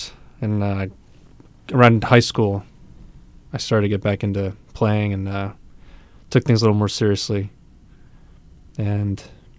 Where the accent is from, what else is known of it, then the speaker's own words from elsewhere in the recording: Connecticut, United States; now in Saco, United States; Saco. I'm in Saco. I'm not from Saco. I'm from Connecticut originally, but I'm in Saco now.